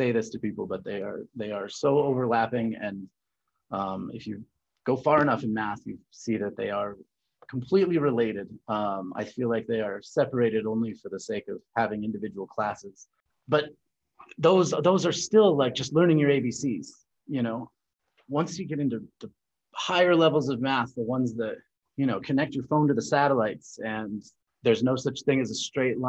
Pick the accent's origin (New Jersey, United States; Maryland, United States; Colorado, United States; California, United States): Colorado, United States; Born and raised in Colorado.